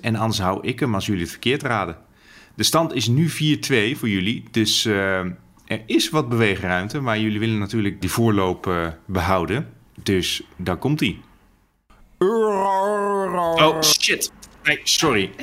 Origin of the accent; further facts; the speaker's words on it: Netherlands; als Nederlander